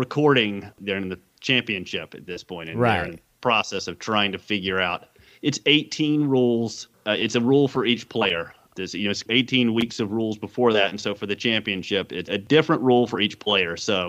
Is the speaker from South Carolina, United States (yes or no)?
yes; South Carolina, United States; moved away as an adult; also born or lived in Durham, North Carolina / New York; now in North Carolina, United States; growing up in South Carolina